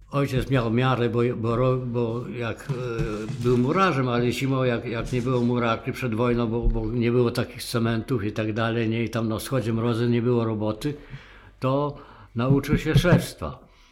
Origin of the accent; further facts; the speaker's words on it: Borshchiv, Ternopil Oblast, Ukraine; moved away; urodziłem się w Borszczowie, województwo tarnopolskie